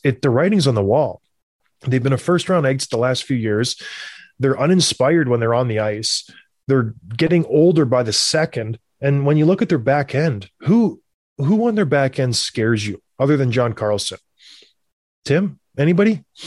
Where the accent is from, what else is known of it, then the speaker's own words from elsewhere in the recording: Canada; growing up in Canada